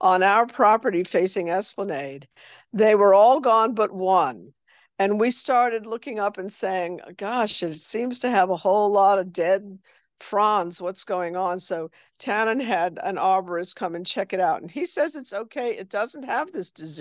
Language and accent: English; New York, United States; now in New Orleans, United States; I'm originally from New York